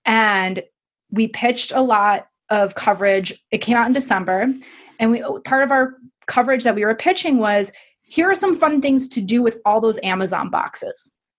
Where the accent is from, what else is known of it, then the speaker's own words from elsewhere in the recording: Midwest, United States; I mean, I'm from the Midwest and you're British, so we're all a little polite.